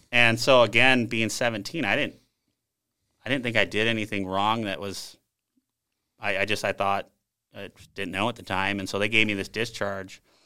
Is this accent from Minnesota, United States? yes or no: yes; South St. Paul, Minnesota, United States; moved away as an adult; also born or lived in Bahrain; I grew up in Sault Ste. Paul, Minnesota